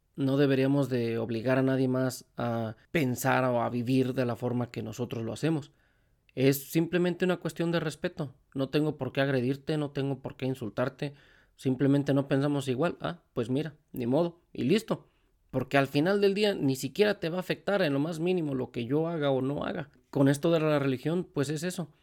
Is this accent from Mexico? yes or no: yes; Mexico; moved away; yo por ejemplo que vengo de México